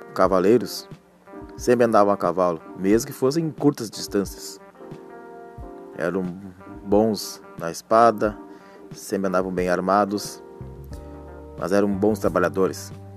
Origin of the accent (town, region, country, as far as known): Rio Grande do Sul, Brazil